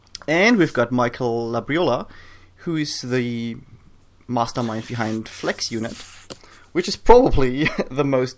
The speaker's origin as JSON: {"language": "English", "country": "Germany", "tie": "born or raised there", "moved": "yes", "lives_now": "New Zealand", "said": "when you grow up in Germany"}